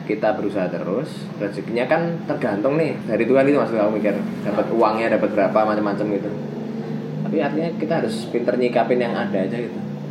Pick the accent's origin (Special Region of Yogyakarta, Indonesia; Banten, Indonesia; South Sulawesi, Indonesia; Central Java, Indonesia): Special Region of Yogyakarta, Indonesia; Yogyakarta; moved away as an adult; also born or lived in Jakarta; now in Bogor, Indonesia; aku orang Jogja yang lahir dan sampai ke di Jogja